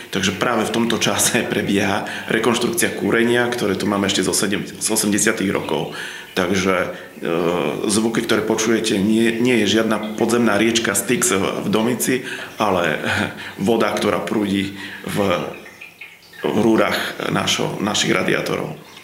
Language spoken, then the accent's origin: Slovak; Slovakia; moved away; ja som vyrastal v Tatrách